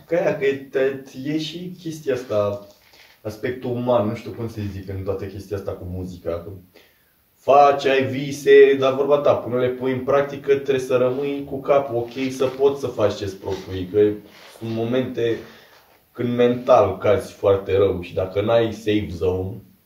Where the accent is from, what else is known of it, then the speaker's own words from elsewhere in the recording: Câmpina, Prahova, Romania; moved away; am plecat și eu de la Câmpina